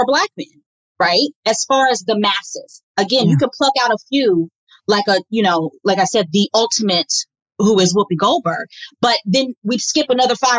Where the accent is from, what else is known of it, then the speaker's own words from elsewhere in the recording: Midwest, United States; moved away as an adult; also born or lived in Washington, District of Columbia, United States; growing up in the Midwest